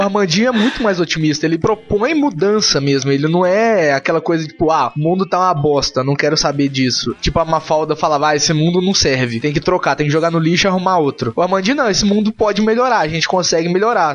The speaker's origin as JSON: {"language": "Portuguese", "region": "Minas Gerais", "country": "Brazil", "said": "o podcast randômico nosso daqui de, da galera de Minas"}